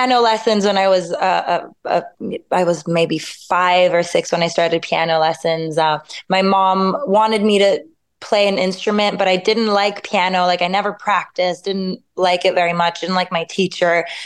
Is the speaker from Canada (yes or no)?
yes; Montreal, Quebec, Canada; moved away as an adult; now in Paris, France; Yes, I was born and raised in Montreal.